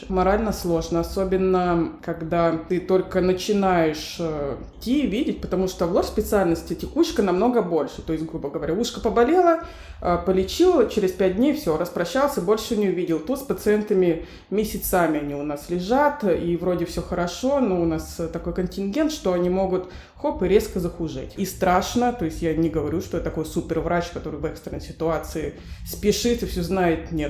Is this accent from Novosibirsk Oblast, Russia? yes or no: yes; Novosibirsk, Novosibirsk Oblast, Russia; пойду в один из ковидных госпиталей своего города, я из Новосибирска.